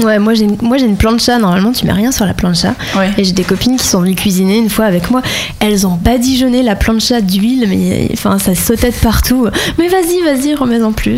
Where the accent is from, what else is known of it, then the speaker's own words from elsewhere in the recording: France; now in Barcelona, Spain; on est français, on débarque en Espagne